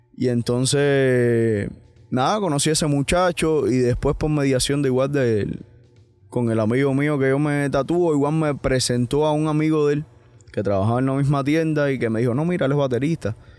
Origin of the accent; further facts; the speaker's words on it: Cuba; now in United States; Yo, yo al final me siento cubano, cien por ciento